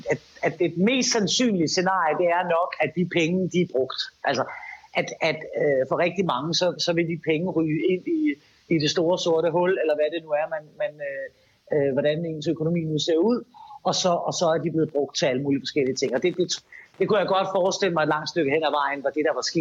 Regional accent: Denmark; det er vi som danskere rigtig meget øh, tilbøjelige til.

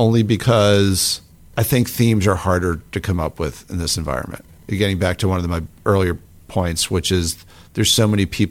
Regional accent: New York area, United States; moved away; I grew up in the New York area

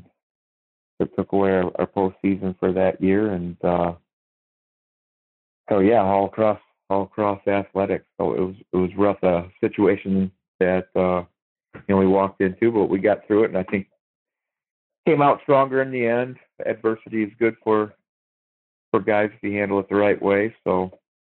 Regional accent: Iowa, United States; moved away as an adult; also born or lived in North Carolina; now in Ohio, United States; my wife is from Iowa, I'm from Iowa

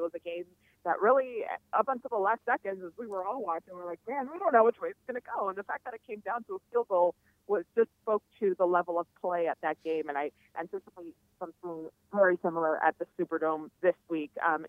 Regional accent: South Florida, United States; I'm from South Florida, so I get it completely how humid and how the humidity changes things for you.

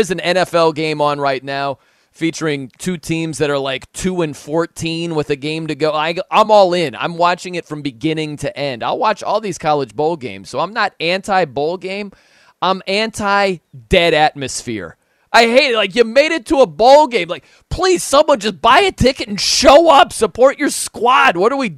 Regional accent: South Bend, Indiana, United States; I'm from South Bend. I love Notre Dame football.

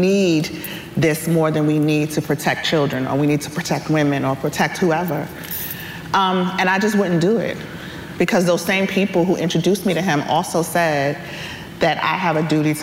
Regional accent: New York City, New York, United States; moved away as an adult; also born or lived in Selma, Alabama; I grew up in New York. I'm from the Bronx.

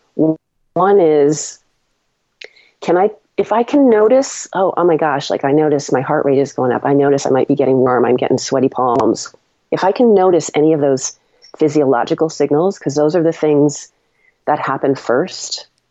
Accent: Longmeadow, Massachusetts, United States; grew up in Long Meadow

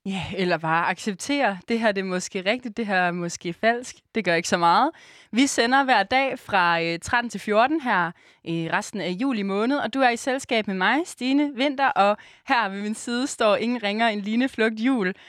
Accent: Aarhus, Central Denmark Region, Denmark; moved away as an adult; now in Copenhagen, Denmark; lever vi jo lidt nomadetilværelsen her i København, fordi vi er jo egentlig fra Aarhus

